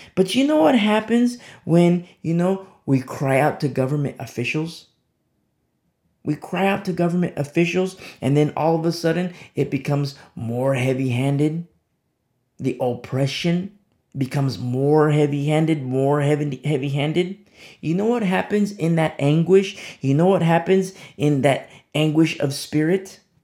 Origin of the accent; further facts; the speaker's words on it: United States; I'm speaking as an American citizen.